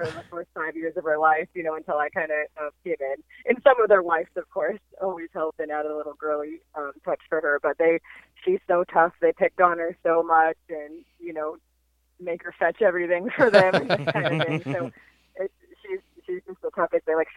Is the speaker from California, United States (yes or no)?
yes; Northern California, United States; moved away as an adult; now in Southern California, United States; I am from Northern California originally.